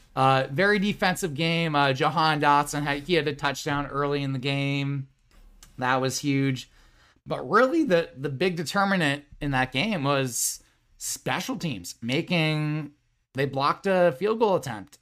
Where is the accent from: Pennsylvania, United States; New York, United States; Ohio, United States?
Pennsylvania, United States; Central; We grew up in Central Pennsylvania